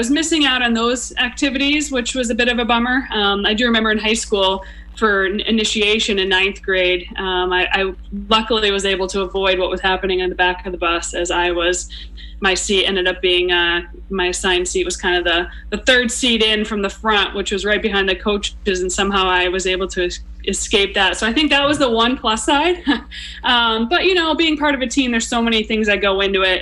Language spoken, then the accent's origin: English; Westfield, Massachusetts, United States; I grew up in Western Mass, Westfield, just past Springfield